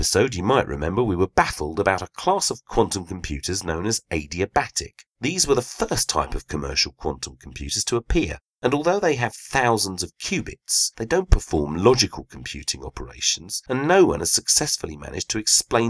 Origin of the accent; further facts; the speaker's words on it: United Kingdom; us Brits